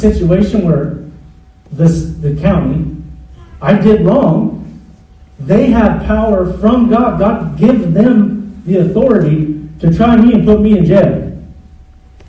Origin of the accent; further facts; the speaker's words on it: United States; I'm American